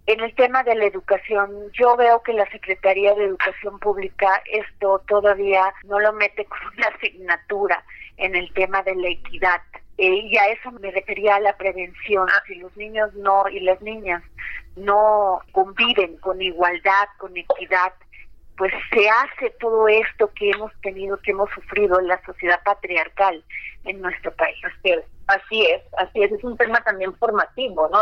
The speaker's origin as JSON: {"language": "Spanish", "region": "Baja California", "country": "Mexico", "said": "como primera gobernadora de mi estado"}